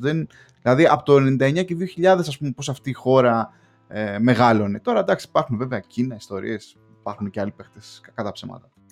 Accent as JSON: {"language": "Greek", "country": "Greece", "moved": "yes", "lives_now": "England, United Kingdom", "said": "ως Έλληνας μετανάστης στην Αγγλία, έχοντας κλείσει 5-6 χρόνια"}